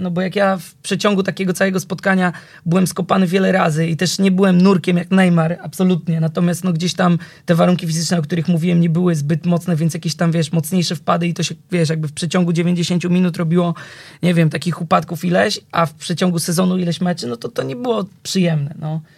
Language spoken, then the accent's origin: Polish; Warsaw, Masovian Voivodeship, Poland; ja pochodzę e, z Warszawy, ale z Wawra